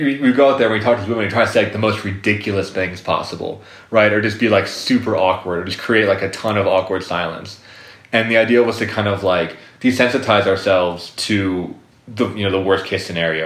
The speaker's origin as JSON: {"language": "English", "region": "Colorado", "country": "United States", "said": "I'm from Colorado"}